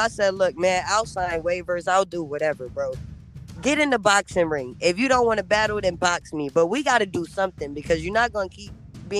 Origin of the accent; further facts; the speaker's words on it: Rochester, New York, United States; I'm from Rochester.